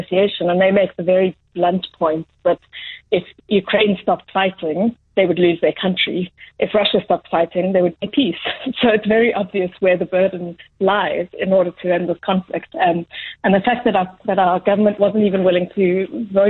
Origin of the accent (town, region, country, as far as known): South Africa